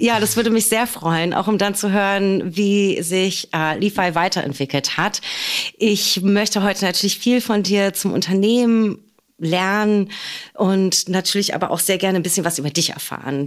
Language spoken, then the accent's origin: German; Berlin, Germany; born or raised there